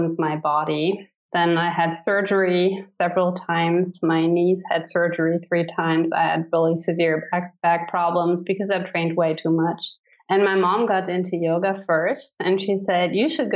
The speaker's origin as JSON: {"language": "English", "town": "Cologne", "region": "North Rhine-Westphalia", "country": "Germany", "tie": "born or raised there", "also_born_or_lived": "Idaho", "second_language": "English", "said": "I was born in Cologne, Germany, and I have lived there for 24 years"}